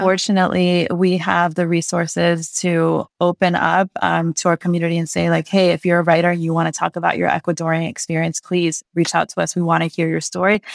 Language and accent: English; Santa Monica, California, United States; born or raised there